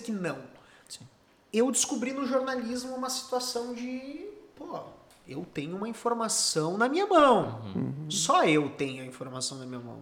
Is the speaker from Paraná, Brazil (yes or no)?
no; Cachoeirinha, Rio Grande do Sul, Brazil; also born or lived in Gravataí; Nasci em Cachoeirinha, no Hospital Padre Jeremias